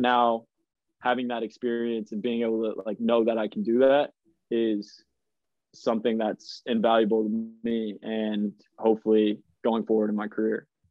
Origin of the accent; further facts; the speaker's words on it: United States; moved away as an adult; growing up in America, like I was going to games for the Kansas City Wizards at Arrowhead Stadium